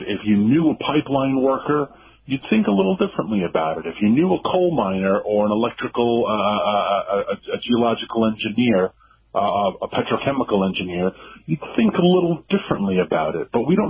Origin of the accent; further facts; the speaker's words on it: Washington, District of Columbia, United States; because I'm from Washington, D.C. And so I don't see the pain I'm inflicting.